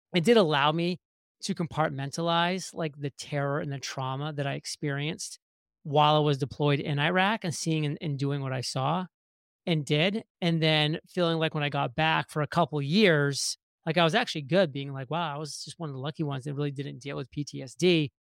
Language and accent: English; Maine, United States; moved away as an adult; growing up in Maine for the first eighteen years of my life in a very small town